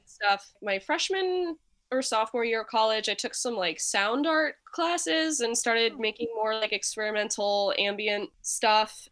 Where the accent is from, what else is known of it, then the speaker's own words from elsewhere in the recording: Nashville, Tennessee, United States; moved away as an adult; now in Cleveland, United States; right now, I'm based in Cleveland, but I am originally from Nashville, Tennessee